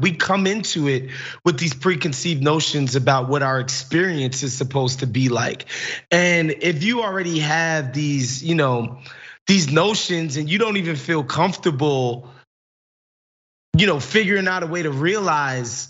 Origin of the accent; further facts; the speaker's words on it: New York City, New York, United States; I was born in Brooklyn. My mom moved here in 1976 when she was pregnant with my older brother.